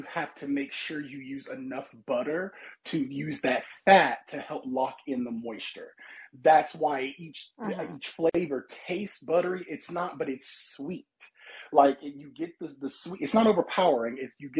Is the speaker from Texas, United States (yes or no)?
no; Mississippi, United States